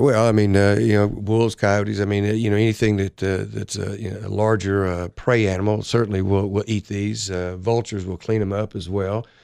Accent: Florida, United States; moved away; I grew up in Florida

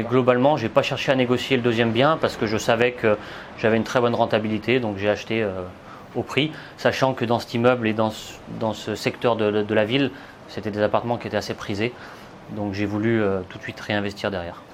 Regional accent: Saint-Étienne, Auvergne-Rhône-Alpes, France; je viens de Saint-Étienne. J'ai investi tout simplement dans ma ville au départ.

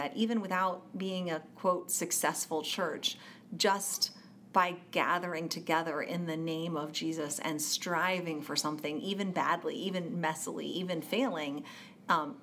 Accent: United States; grew up as a American Christian

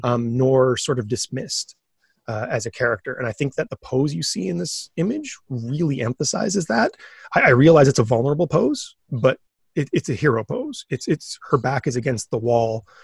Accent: Thunder Bay, Ontario, Canada; moved away; also born or lived in Waterloo; I'm from Thunder Bay, where getting comics is real

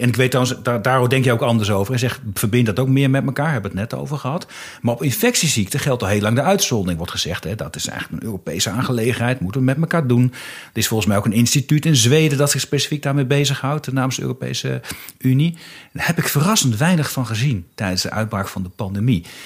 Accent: Haaksbergen, Overijssel, Netherlands; Ik ben zelf opgegroeid in Haaksbergen. Dat ligt echt strak aan de grenzen in Twente.

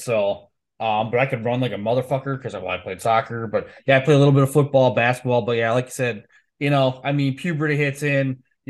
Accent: Slinger, Wisconsin, United States; I grew up in Slingers, which I'm sure, it's right down 41 from you.

